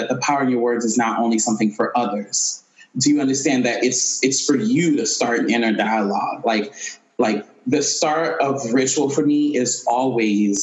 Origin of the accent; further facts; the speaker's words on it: Haiti; I'm Haitian, and I was born and raised in Haiti